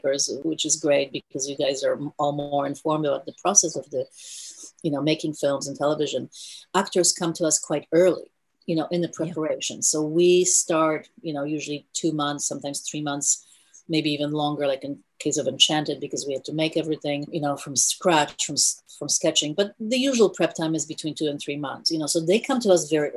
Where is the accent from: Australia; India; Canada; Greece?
India; also born or lived in Europe / New York; now in Los Angeles, United States; I was born in India